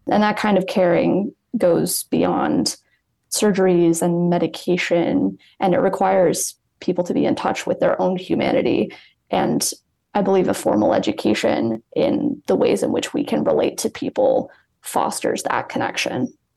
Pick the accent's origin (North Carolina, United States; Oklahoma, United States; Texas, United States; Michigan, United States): Michigan, United States; East Lansing; moved away as an adult; now in Cleveland, United States; I'm originally from East Lansing, Michigan